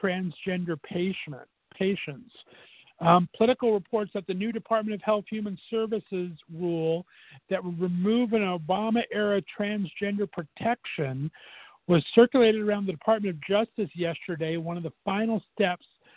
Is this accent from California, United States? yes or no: yes; West Covina, California, United States; I grew up in Southern California, and I would drive from my hometown in West Covina to West Hollywood